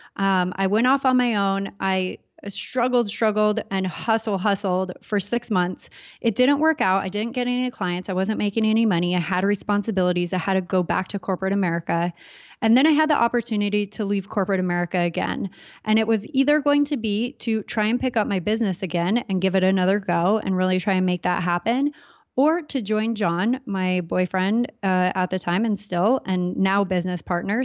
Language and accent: English; Southern California, United States; I grew up in Southern California